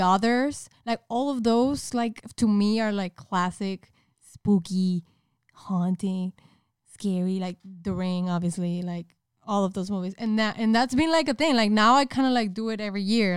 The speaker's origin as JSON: {"language": "English", "town": "Monterrey", "region": "Nuevo León", "country": "Mexico", "tie": "born or raised there", "moved": "as an adult", "lives_now": "United States", "said": "I was raised in Mexico up until I was, like, twenty-four. Specifically in Monterrey"}